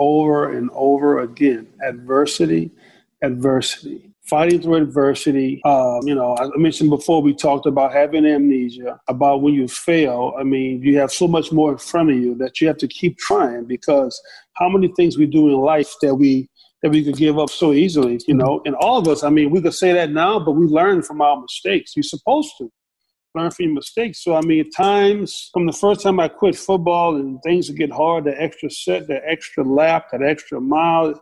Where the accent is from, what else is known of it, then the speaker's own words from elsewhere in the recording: the South, United States; everybody was inspiration for me in my house growing up in the South